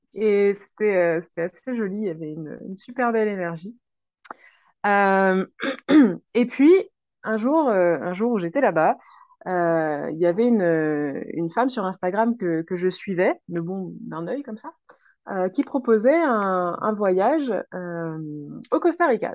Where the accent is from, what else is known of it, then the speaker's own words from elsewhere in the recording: a small village in Ain, Auvergne-Rhône-Alpes, France; moved away as an adult; je viens de France, dans un petit village de l'Ain